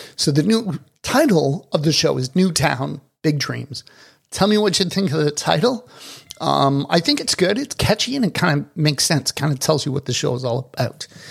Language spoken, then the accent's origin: English; Toronto, Ontario, Canada; moved away as an adult; also born or lived in Dominican Republic / South Florida; now in Kelowna, Canada; I was born and raised in Toronto.